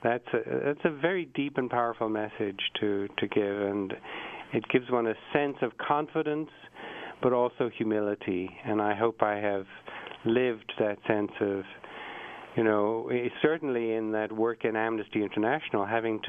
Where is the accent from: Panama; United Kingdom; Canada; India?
United Kingdom; England; also born or lived in Ireland; I was born in Ireland, and the Irish are hot-blooded, and they like to fight, and they're... You know, they're very strong-willed people. And I said, then I also grew up in England